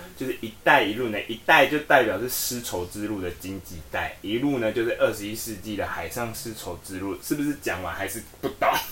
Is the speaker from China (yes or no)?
no; Taiwan; 我们台湾人